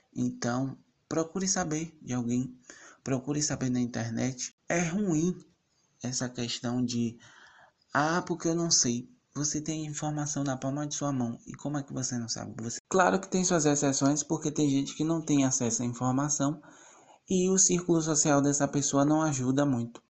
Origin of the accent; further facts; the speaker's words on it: Salvador, Bahia, Brazil; sou de Salvador, Bahia